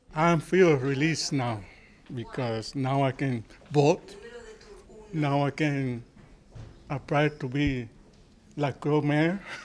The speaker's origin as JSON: {"language": "English", "country": "Cuba", "tie": "born or raised there", "moved": "yes", "lives_now": "Wisconsin, United States", "said": "go to my hometown, see if I recognize where I used to live"}